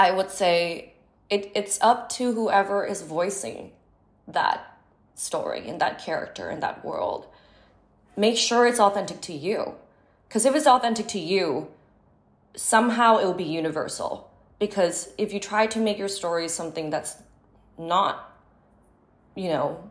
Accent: Bangkok, Thailand; moved away as an adult; now in Los Angeles, United States; my experience growing up in Thailand

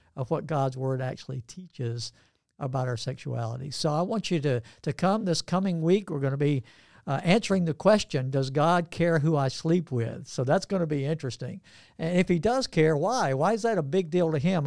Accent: Georgia, United States; I'm from Georgia as well

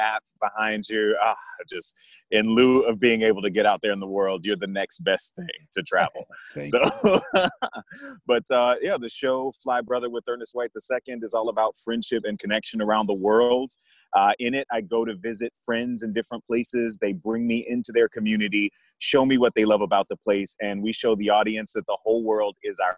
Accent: Jacksonville, Florida, United States; moved away as an adult; also born or lived in Colombia / Brazil / Dominican Republic / Germany; now in San Francisco, United States; I grew up in Jacksonville, Florida, so I'm a Southern boy at heart

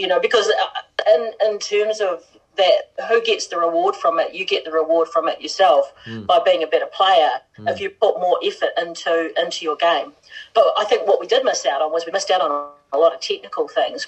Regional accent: Palmerston North, Manawatū-Whanganui, New Zealand; it was in my hometown too, in Palmerston North

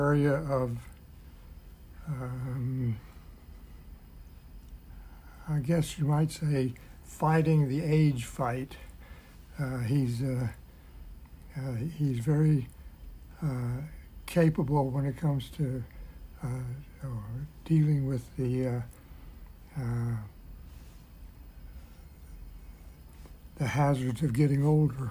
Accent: Baton Rouge, Louisiana, United States; also born or lived in Hope, Arkansas; I was born in Hope, Arkansas, and I grew up in Baton Rouge, Louisiana

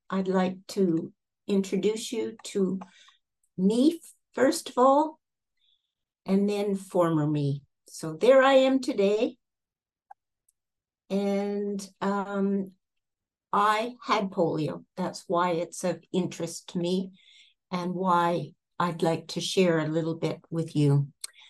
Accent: Canada; also born or lived in Toronto, Canada; now in Napier, New Zealand; I'm originally from Canada.

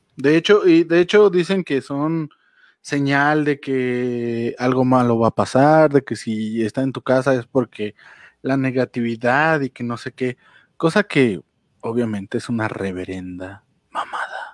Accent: Mexico; soy mexicano

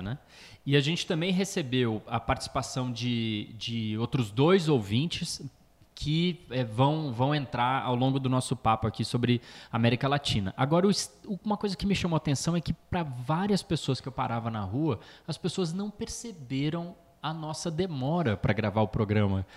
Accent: Brazil; Falando como brasileiro

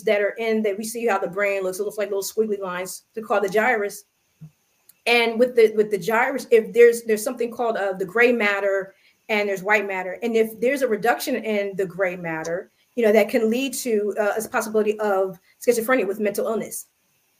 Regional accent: United States; I am American, I'm African-American

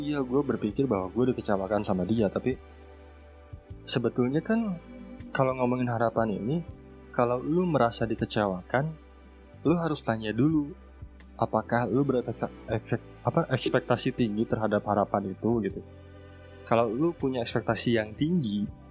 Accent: Sunda, West Java, Indonesia; also born or lived in Garut; gue dari Sunda

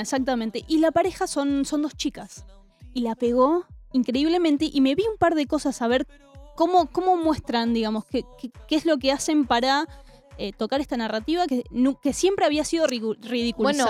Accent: Argentina; nosotros como argentinos

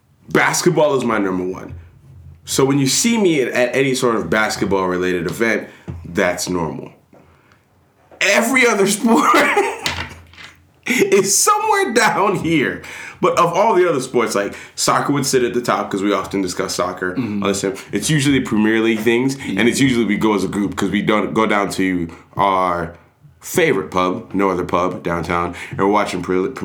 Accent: Nigeria; I'm Nigerian

